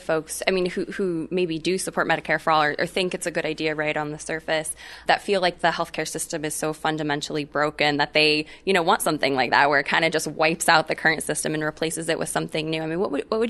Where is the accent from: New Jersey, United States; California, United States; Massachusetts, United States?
California, United States; Yeah, I do. You know, I'm from California myself.